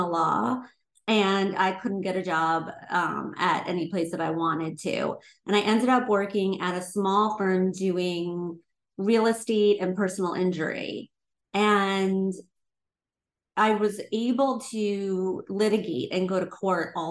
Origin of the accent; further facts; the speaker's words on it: Long Island, New York, United States; moved away as an adult; now in Los Angeles, United States; coming from New York, growing up on Long Island